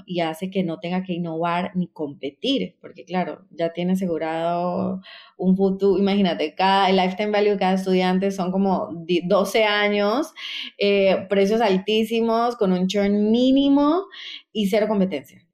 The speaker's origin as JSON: {"language": "Spanish", "country": "Costa Rica", "tie": "born or raised there", "also_born_or_lived": "Colombia / New York, United States", "moved": "as an adult", "lives_now": "Peru", "said": "yo soy colombiana, crecí en Costa Rica"}